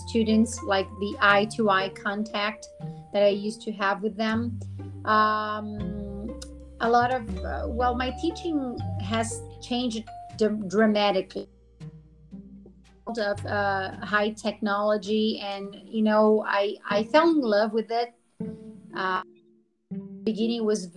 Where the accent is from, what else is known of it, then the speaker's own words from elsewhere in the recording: Americana, São Paulo, Brazil; I'm from Brazil. I live in São Paulo, interior of São Paulo, called a city called Americana.